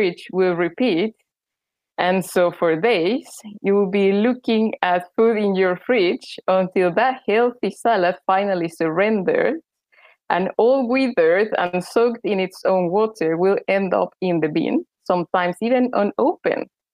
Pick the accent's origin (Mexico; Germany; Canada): Mexico; Mexico City; moved away as an adult; also born or lived in Leeds, United Kingdom; now in United Kingdom; I'm from Mexico City